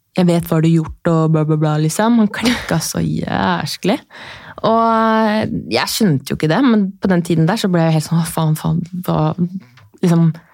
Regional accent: Horten, Vestfold, Norway; jeg er da fra Horten

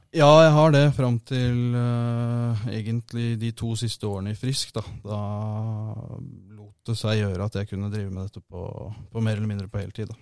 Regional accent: Asker, Akershus, Norway; moved away as an adult; also born or lived in Kongsvinger; now in Halden, Norway; Jeg er uh, født og oppvokst i Asker

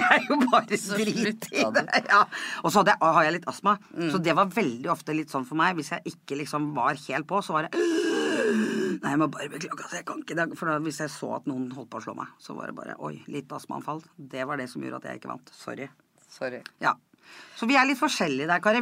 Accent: Kodal, Vestfold, Norway; Jeg er fra Kodal

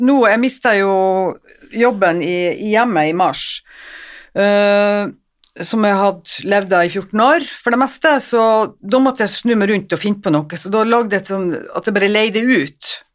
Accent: Northern Norway, Norway; jeg er nordlending

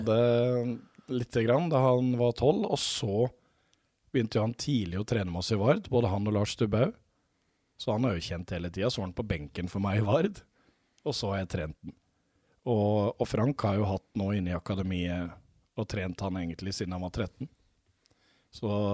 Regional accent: Mjøndalen, Buskerud, Norway; moved away; sjøl om jeg bodde i Mjøndalen, så er jeg oppvokst med, med pinnekjøtt

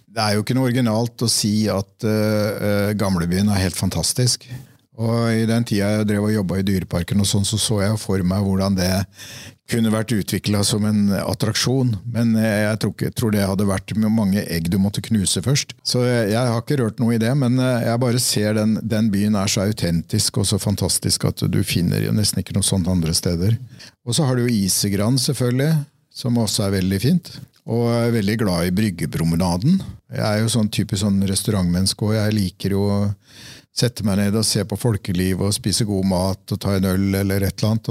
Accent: Fredrikstad, Østfold, Norway; moved away; Det var der jeg vokste opp

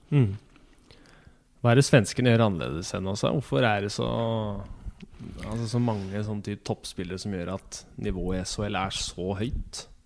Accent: Norway; vi som nordmenn

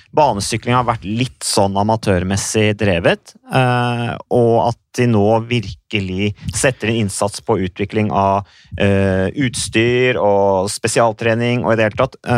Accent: Norway; Vi har jo ikke hatt noen kultur for det egentlig hjemme i Norge.

